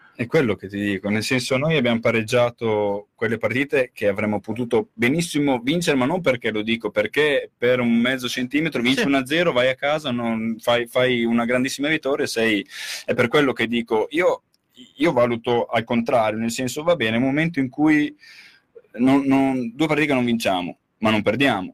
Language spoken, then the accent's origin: Italian; Reggio Emilia, Emilia-Romagna, Italy; lo dico da Reggiano, parlo da Reggiano